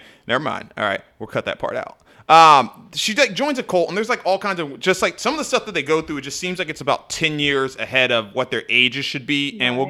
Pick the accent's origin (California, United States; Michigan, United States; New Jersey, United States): California, United States; San Diego; I had moved to California as a, maybe 6 or 7 years old or whatever.